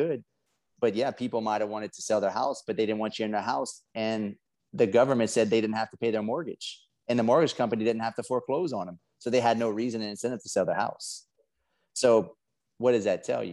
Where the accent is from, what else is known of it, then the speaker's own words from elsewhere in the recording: South Louisiana, United States; I'm from South Louisiana. I got a funny accent. We crawfish and alligators and all that crazy stuff.